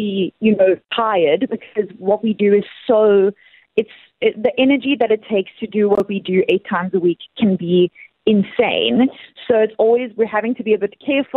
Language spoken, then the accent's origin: English; Cape Town, Western Cape, South Africa; I've done so many weeks in Cape Town, in my hometown